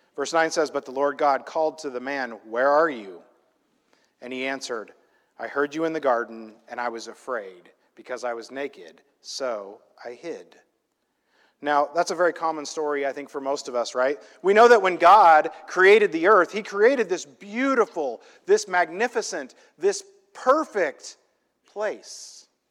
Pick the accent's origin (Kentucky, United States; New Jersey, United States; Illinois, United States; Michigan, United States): Illinois, United States; now in California, United States; I grew up in this little, tiny, tiny, small town in Illinois in the middle of a cornfield